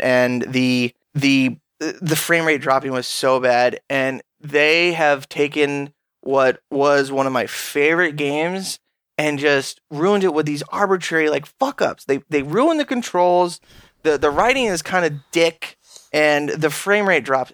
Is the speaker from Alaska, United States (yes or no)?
yes; Alaska, United States; I'm from Alaska